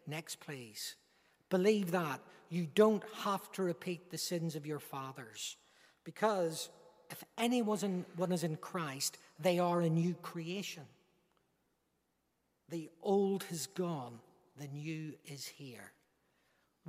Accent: Northern Ireland, United Kingdom; by my accent, you recognize I'm not an Englishman. I'm a Northern Irishman

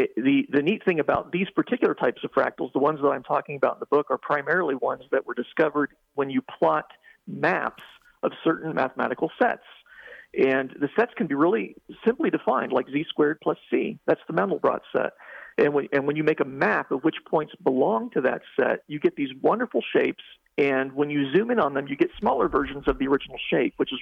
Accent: Ohio, United States; when I was a youngster, growing up in Ohio

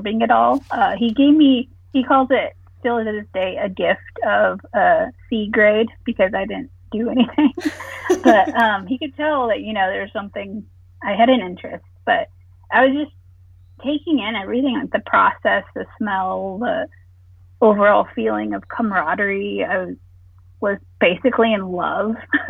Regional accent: Visalia, California, United States; moved away as an adult; also born or lived in Kansas City, Missouri / Illinois; I was born and raised in Visalia, California, right smack dab in the middle of the state

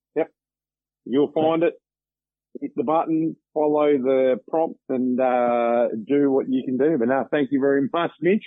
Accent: Victoria, Australia; moved away; also born or lived in Pilbara, Western Australia; I grew up in Victoria.

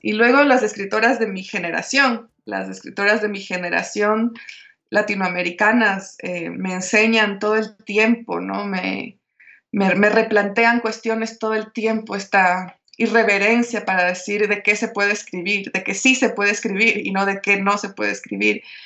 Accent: Guayaquil, Guayas, Ecuador; yo nací en la costa, yo nací en Guayaquil, que está a hora y media del mar

